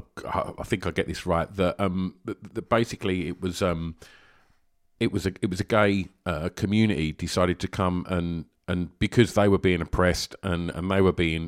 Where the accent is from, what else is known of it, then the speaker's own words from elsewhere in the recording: Tilbury, East of England, United Kingdom; Growing up in Essex and Tilbury, where I did